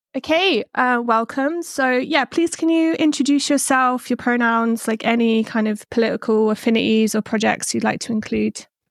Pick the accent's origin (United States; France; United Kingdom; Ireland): United Kingdom; England; I'm from England